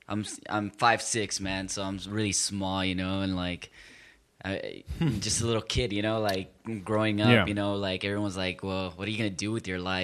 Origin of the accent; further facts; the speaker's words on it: Compton, California, United States; So, you know, obviously, that's why I say I'm from Compton.